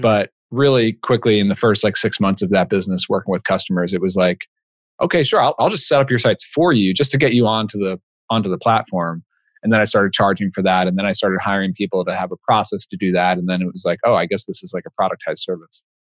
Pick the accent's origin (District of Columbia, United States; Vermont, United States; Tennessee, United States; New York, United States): New York, United States; Long Island; now in New Haven area, Connecticut, United States; I grew up in Long Island, New York, so I'm a Mets fan